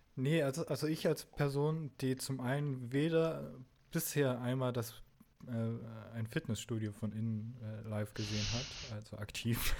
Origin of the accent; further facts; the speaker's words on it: the East, East Germany, Germany; Ich bin im Osten aufgewachsen